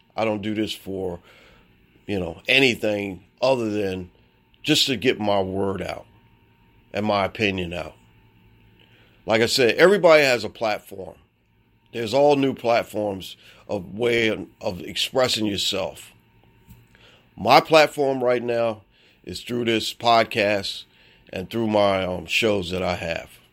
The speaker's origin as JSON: {"language": "English", "town": "Baltimore", "region": "Maryland", "country": "United States", "said": "I'm from Baltimore, Maryland."}